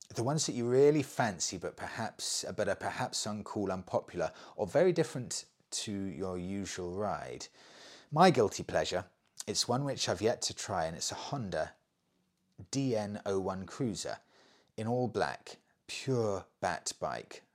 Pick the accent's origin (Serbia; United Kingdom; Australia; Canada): United Kingdom; I'm British.